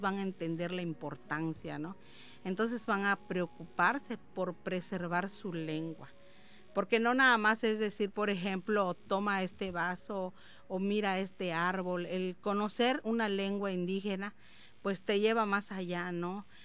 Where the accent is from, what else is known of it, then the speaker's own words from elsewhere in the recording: Yucatán Peninsula, Mexico; como campechanos, yucatecos, hasta la gente de Quintana Roo